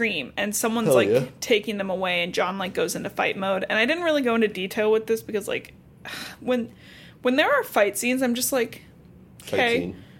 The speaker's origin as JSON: {"language": "English", "town": "Cincinnati", "region": "Ohio", "country": "United States", "said": "I'm from Cincinnati"}